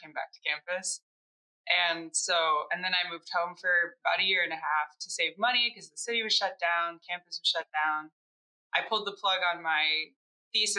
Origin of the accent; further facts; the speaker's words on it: Michigan, United States; I'm also from Michigan